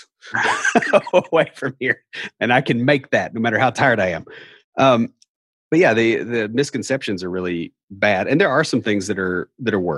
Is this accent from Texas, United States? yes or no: no; Nashville, Tennessee, United States; accent: hillbilly; I'm from Nashville